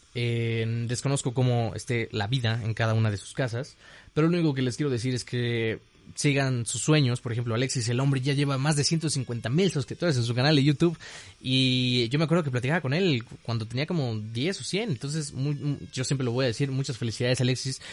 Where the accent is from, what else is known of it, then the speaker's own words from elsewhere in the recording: Mexico; yo soy mexicano